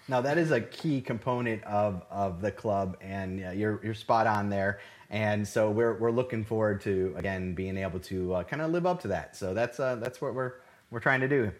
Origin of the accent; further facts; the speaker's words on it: Cleveland, Ohio, United States; moved away as an adult; now in Houston, United States; originally born and raised in Cleveland, Ohio.